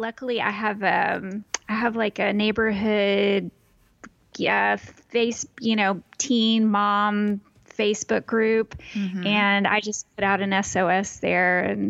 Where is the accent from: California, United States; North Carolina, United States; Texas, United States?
Texas, United States; It's in my home state in Texas.